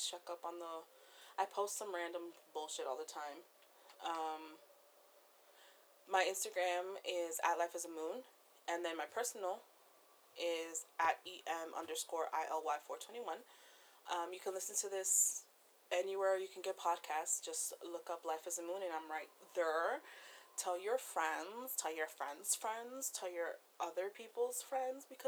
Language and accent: English; East Coast, United States; I'm from the East Coast